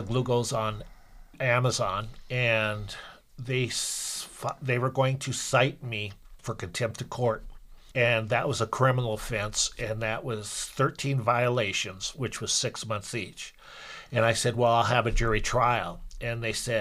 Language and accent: English; Montana, United States; I'm from Montana